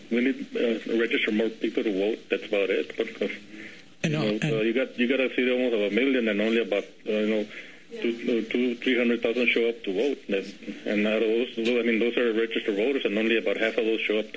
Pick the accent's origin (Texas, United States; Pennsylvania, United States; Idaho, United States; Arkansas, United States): Texas, United States; El Paso; moved away as an adult; also born or lived in Salinas / Los Angeles; born and raised here. You're, you're I'm from El Paso. I got homesick, came back.